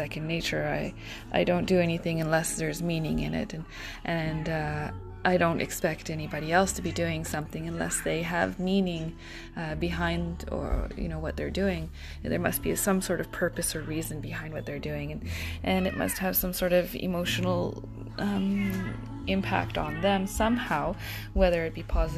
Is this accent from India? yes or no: no; Ontario, Canada; also born or lived in Japan; middle of nowhere, where I had to go to an English school, and it was a very, very quaint little town in Ontario